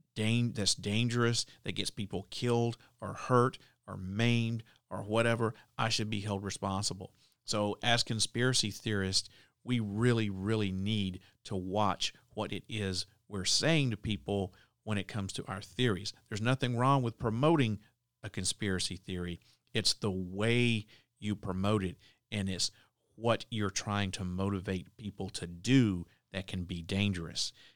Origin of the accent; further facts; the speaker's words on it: the South, United States; I'm from the South